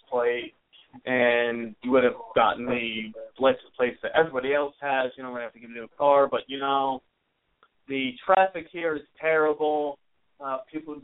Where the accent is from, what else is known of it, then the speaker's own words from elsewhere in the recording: United States; I am an American USA